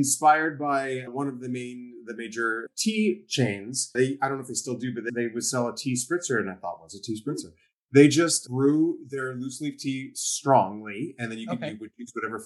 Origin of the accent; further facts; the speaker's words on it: Ottawa, Ontario, Canada; moved away as an adult; also born or lived in Toronto; am originally from Ottawa, and I moved after a while.